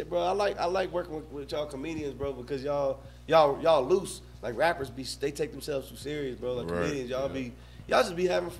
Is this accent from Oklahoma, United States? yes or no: no; DeKalb County, Georgia, United States; I'm from DeKalb.